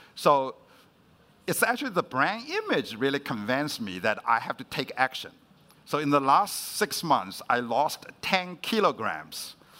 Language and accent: English; China; moved away; I was growing up in China, and my parents was uh, sent to the countryside to be re-educated. So I actually grew up with my grandmother.